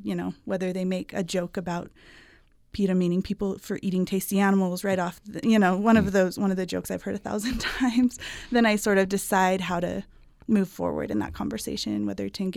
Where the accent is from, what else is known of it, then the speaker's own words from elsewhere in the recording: Salt Lake Valley, Utah, United States; I grew up in the Salt Lake Valley